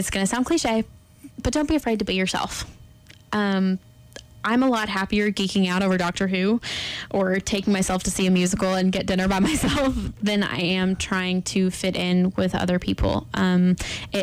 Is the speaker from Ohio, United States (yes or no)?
no; Texas, United States; moved away; I'm from Texas originally, and it is flat there.